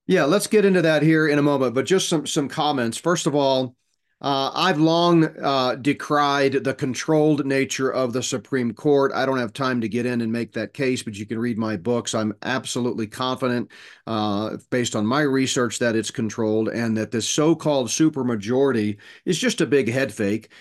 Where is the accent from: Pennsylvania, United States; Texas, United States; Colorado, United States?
Texas, United States; moved away as an adult; I grew up in Texas, went to high school and college in Texas.